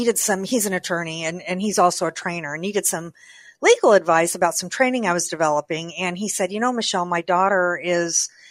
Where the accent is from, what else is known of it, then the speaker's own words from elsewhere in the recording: Kansas City, Missouri, United States; I went to school. I'm from Kansas City